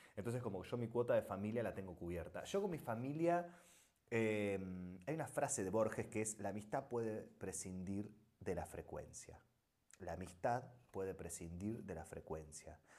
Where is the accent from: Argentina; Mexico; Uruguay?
Argentina; moved away as an adult; also born or lived in Buenos Aires; now in Spain; Yo soy argentino, ¿eh? es, nuestro país es el mejor país del mundo